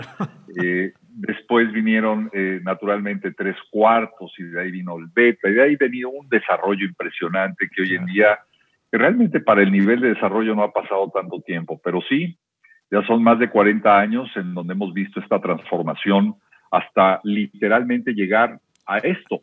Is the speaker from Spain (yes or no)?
no; Guadalajara, Jalisco, Mexico; moved away as an adult; also born or lived in Veracruz / Xalapa; en mi etapa de infancia fue eh, en buena medida en Veracruz, pero después estuve en Guadalajara muchos, muchos años ahí de alguna manera eh, hice mi primaria, mi secundaria, mi bachillerato.